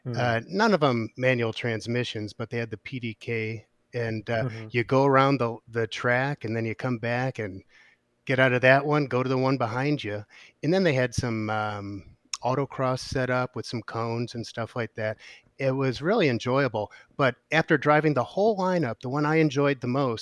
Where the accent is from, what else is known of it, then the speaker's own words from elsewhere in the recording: Detroit, Michigan, United States; moved away; I grew up in the Detroit area